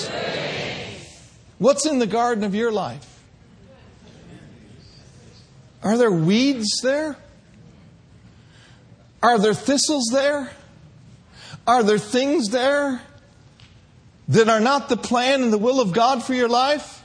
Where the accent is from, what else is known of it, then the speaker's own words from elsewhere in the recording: Minneapolis, Minnesota, United States; growing up in Minneapolis